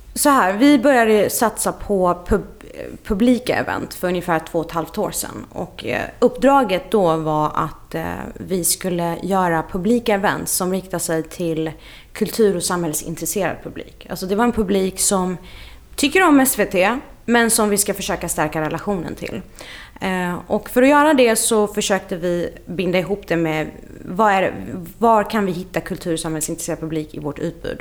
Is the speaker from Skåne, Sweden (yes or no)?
yes; Lund, Skåne, Sweden; moved away as an adult; also born or lived in Iraq / Russia / Stockholm / Dublin; jag är så uppvuxen i Lund och gick eh, gymnasiet där